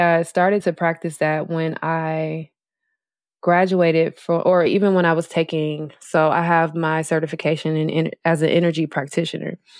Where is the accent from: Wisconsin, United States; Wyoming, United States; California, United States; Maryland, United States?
Wisconsin, United States; Milwaukee; moved away as an adult; also born or lived in Las Vegas; now in Los Angeles, United States; That's my hometown, Milwaukee, Wisconsin